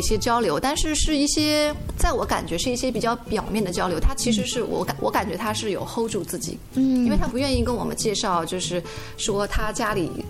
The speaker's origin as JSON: {"language": "Chinese", "country": "China", "moved": "yes", "lives_now": "United States", "said": "因为我们也是中国人嘛"}